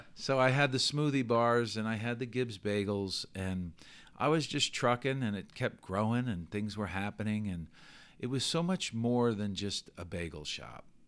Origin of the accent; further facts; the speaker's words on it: New York City, New York, United States; moved away; I grew up in New York.